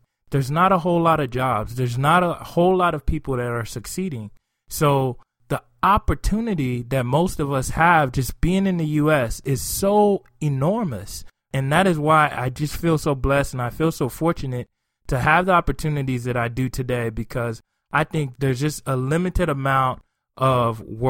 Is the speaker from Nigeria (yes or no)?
yes; Nigeria; moved away; growing up in Nigeria